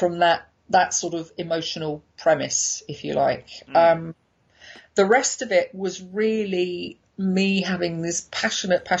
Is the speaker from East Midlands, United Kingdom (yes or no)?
no; London, United Kingdom; as a Londoner